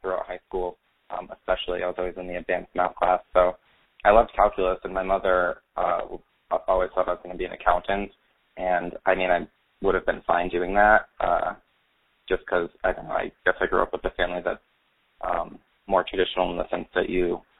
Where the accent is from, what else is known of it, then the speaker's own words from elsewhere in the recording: Rhode Island, United States; I grew up in Rhode Island